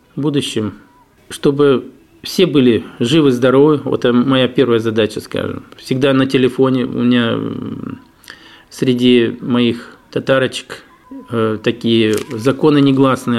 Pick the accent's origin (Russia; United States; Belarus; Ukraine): Russia; Ufa, Bashkortostan; now in Daugavpils, Latvia; Я сам родом с Уфы.